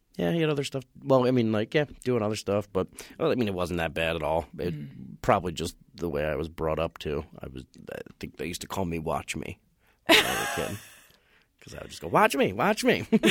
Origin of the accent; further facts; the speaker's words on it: Eastchester, New York, United States; I grew up in Westchester County in New York